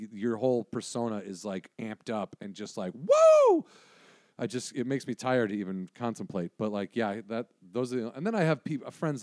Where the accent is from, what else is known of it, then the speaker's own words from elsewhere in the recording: Wisconsin, United States; growing up in Wisconsin